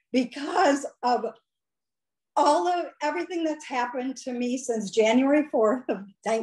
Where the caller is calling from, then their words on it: Stoughton, Wisconsin, United States; I'm calling from Stoughton, Wisconsin. It's a little Norwegian town, and we love to say ufta.